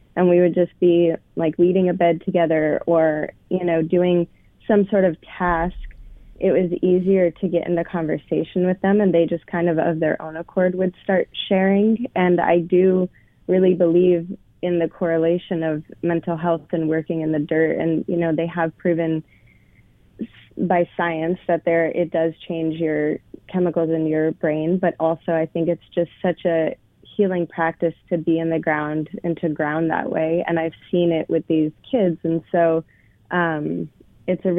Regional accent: Colorado, United States; now in Portland, United States; I grew up in Colorado

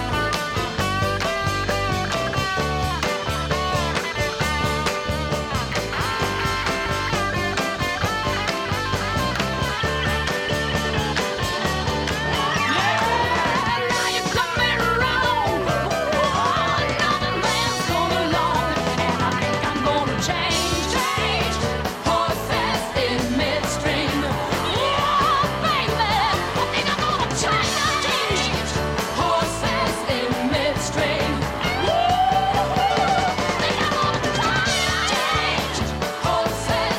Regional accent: Mason City, Iowa, United States; my church growing up in Mason City, Iowa

